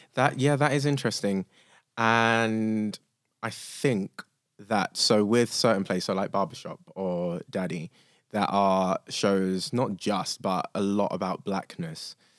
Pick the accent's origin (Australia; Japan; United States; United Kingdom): United Kingdom; London; I think of myself as lucky, but lucky enough to grow up in London